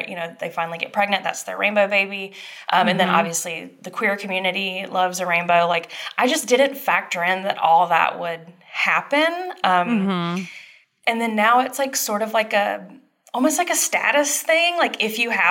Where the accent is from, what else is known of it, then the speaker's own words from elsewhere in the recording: Dublin, Georgia, United States; moved away; my hometown. So I'm from Dublin, Georgia.